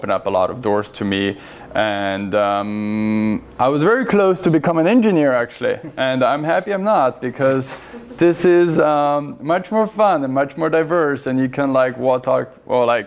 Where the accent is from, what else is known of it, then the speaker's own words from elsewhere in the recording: northern Italy, Italy; moved away as an adult; now in Portland, United States; I'm originally from Italy. That's where I was born and raised. And I moved to Portland in 2017